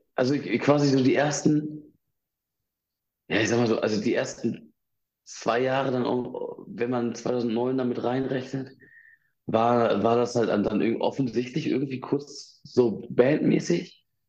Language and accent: German; Ibbenbüren, North Rhine-Westphalia, Germany; ich bin in Ibbenbüren aufgewachsen